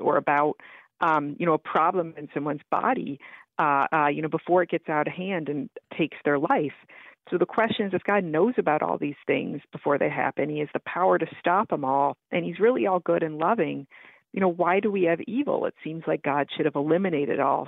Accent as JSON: {"language": "English", "region": "Florida", "country": "United States", "tie": "born or raised there", "moved": "as an adult", "said": "I was a competitive swimmer growing up in Florida"}